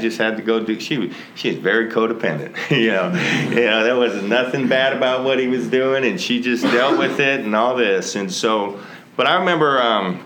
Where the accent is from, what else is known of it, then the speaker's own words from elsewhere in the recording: California, United States; moved away as an adult; also born or lived in Texas; I grew up actually in California